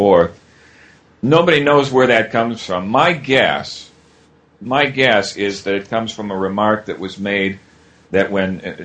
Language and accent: English; United States; being American